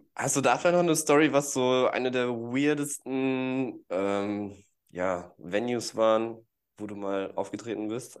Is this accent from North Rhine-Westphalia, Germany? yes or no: yes; Gütersloh, North Rhine-Westphalia, Germany; moved away; ursprünglich bin ich aus Gütersloh, ist ja nicht so weit weg